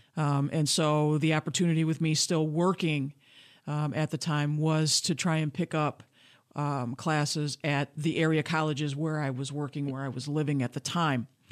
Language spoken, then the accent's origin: English; Grand Rapids, Michigan, United States; I was born and raised in Grand Rapids, Michigan